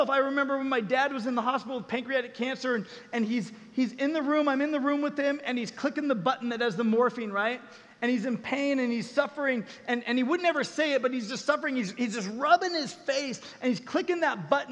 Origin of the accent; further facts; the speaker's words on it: Southern California, United States; moved away as an adult; also born or lived in Colorado; I had to fly back to Colorado where I was living at the time, but I'm from Southern California